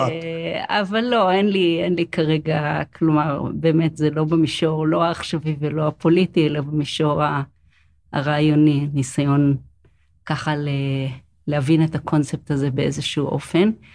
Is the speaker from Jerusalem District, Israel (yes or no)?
yes; Jerusalem, Jerusalem District, Israel; אני חיה בירושלים, אני נולדתי בירושלים